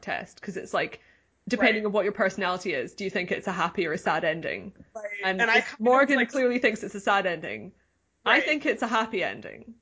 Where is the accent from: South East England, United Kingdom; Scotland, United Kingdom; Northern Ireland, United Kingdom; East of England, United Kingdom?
Scotland, United Kingdom; I grew up in Scotland